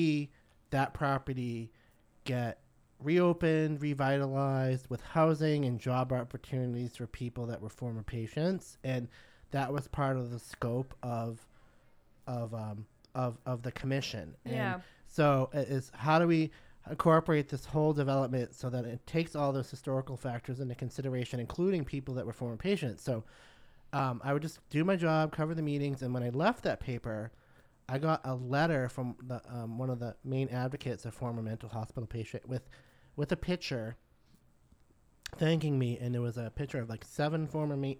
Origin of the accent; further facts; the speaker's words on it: Beverly, Massachusetts, United States; I grew up in Beverly, which was right next door.